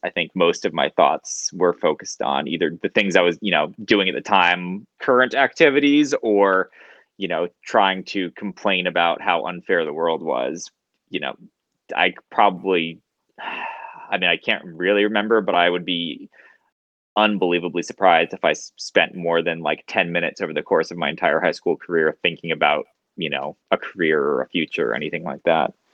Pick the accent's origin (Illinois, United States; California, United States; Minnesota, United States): California, United States; Southern; I grew up in Southern California from a very early age